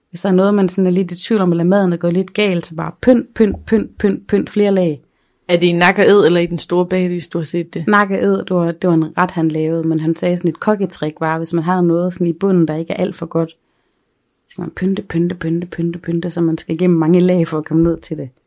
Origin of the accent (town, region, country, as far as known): Aarhus, Central Denmark Region, Denmark; now in Aalborg, Denmark